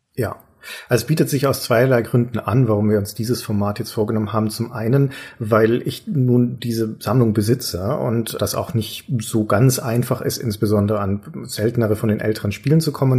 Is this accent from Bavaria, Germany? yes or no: yes; Nuremberg, Bavaria, Germany; ich liebe meine Heimatstadt